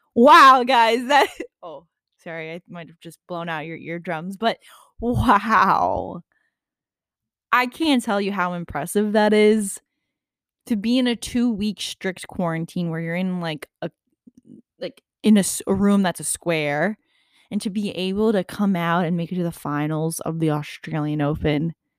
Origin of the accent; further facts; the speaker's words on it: New York, United States; I'm a New Yorker, nothing less